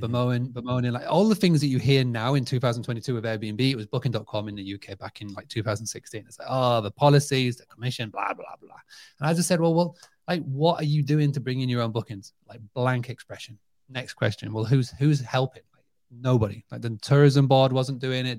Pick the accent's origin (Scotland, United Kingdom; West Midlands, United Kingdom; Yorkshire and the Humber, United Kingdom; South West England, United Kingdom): Yorkshire and the Humber, United Kingdom; Scarborough; my hometown of Scarborough has got this magnetic pull. Even now, where we live in the U K, we're only about an hour away